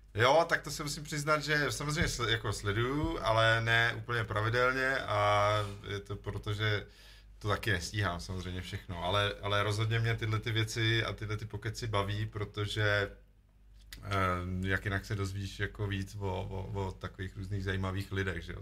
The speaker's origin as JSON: {"language": "Czech", "region": "Vysočina Region", "country": "Czechia", "said": "já pocházím z Vysočiny, tady relativně kousek"}